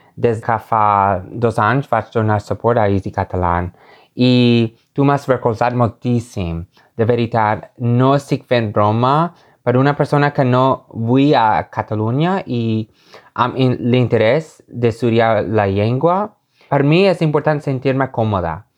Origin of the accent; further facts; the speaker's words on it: Laguna Beach, California, United States; Catalan is a second language; la meva ciutat natal, Laguna Beach